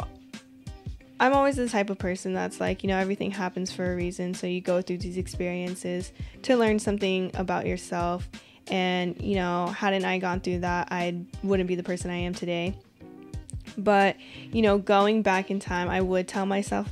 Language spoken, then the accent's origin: English; Washington, United States; I'm from Washington